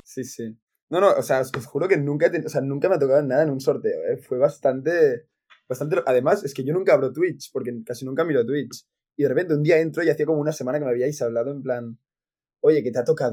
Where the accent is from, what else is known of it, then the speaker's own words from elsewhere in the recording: Catalonia, Spain; de pequeño, porque aquí en Cataluña